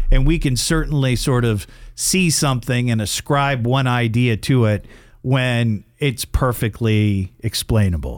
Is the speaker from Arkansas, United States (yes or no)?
no; Dayton, Ohio, United States; we're all from Dayton, Ohio